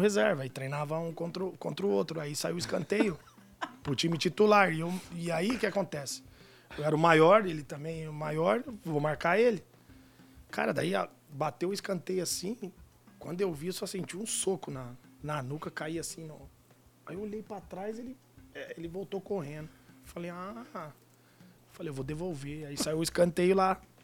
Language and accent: Portuguese; Amparo, São Paulo, Brazil; moved away; vim lá de Amparo, no interior